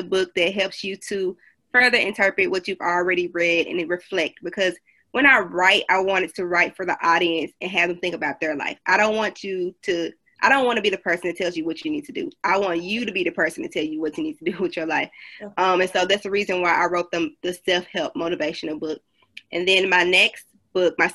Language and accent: English; Memphis, Tennessee, United States; now in Nashville, United States; I am from Memphis, Tennessee, but I live in Nashville